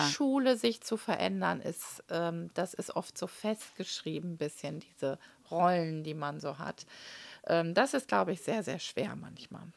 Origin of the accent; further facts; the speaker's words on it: Münster, North Rhine-Westphalia, Germany; Ich bin ja hier in Münster geboren und war auf der Paul-Gerd-Realschule